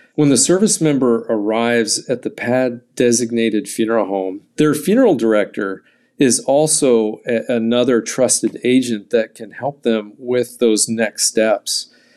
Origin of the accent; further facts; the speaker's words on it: California, United States; I grew up in California